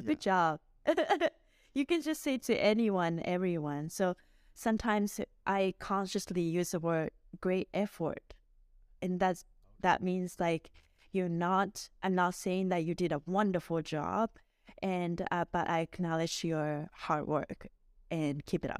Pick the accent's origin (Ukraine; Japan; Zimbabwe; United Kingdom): Japan; Miyazaki; moved away as an adult; also born or lived in Edmonton, Canada; now in Vancouver, Canada; I was born and raised in Miyazaki City in Japan, and I came to Canada, uh, originally in two thousand two